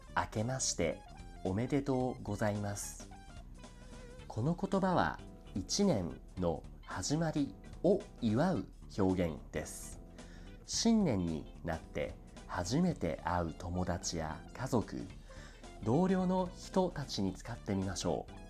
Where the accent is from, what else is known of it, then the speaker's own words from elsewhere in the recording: Saitama, Japan; 日本生まれ埼玉育ちのアニメオタクである